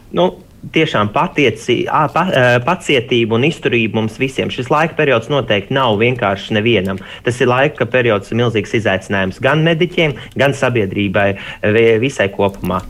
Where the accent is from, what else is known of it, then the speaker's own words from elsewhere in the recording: Latvia; mēs jau esam tāda latvieši, jau tāda atbalstoša tauta